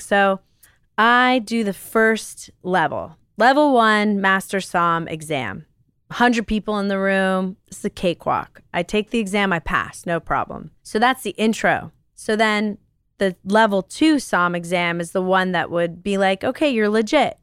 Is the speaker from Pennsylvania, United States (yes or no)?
no; New York City, New York, United States; moved away as an adult; now in Los Angeles, United States; I was born and raised in New York City.